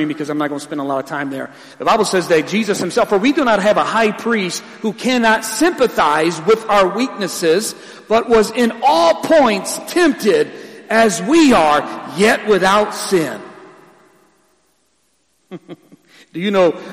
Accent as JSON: {"language": "English", "town": "Ecorse", "region": "Michigan", "country": "United States", "said": "I'm from Ecorse"}